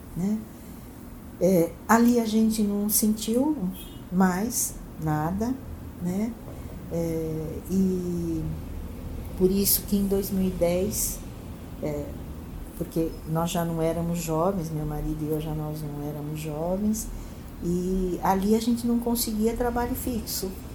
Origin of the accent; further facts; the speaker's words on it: Santo André, São Paulo, Brazil; moved away as an adult; also born or lived in France; Eu nasci em Santo André, é, Sou moradora de Santo André a vida inteira